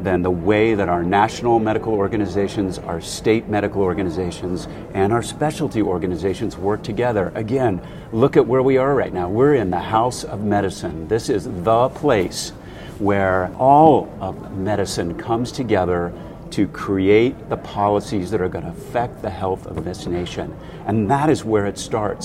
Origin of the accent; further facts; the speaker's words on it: Ohio, United States; moved away as an adult; now in Chicago, United States; I grew up in Ohio